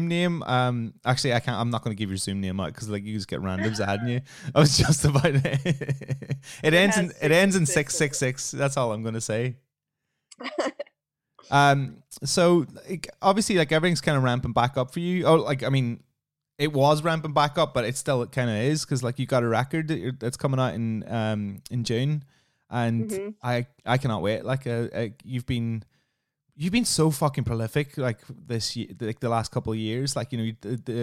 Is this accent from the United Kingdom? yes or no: yes; England, United Kingdom; moved away as an adult; also born or lived in London / Brighton; I'm from a small town